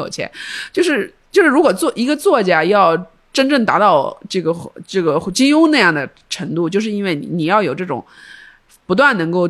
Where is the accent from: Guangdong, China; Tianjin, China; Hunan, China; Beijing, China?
Guangdong, China; 我们我们我们广东人说的就是